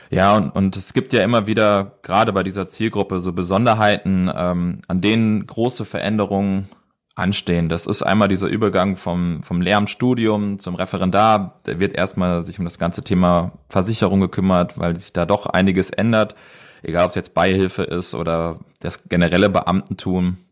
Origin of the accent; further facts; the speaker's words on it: Edersee, Northern Hesse, Germany; ich komme aus Nordhessen, besser gesagt vom Edersee